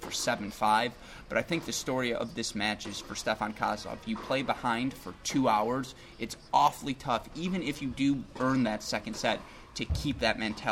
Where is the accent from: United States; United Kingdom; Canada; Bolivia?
United States; Midwest; We're from the Midwest.